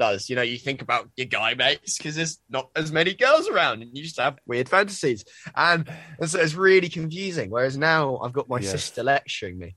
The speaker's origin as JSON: {"language": "English", "town": "Brighton", "region": "South East England", "country": "United Kingdom", "tie": "born or raised there", "moved": "yes", "lives_now": "Bristol, United Kingdom", "said": "I was growing up in Brighton, where it's really normal."}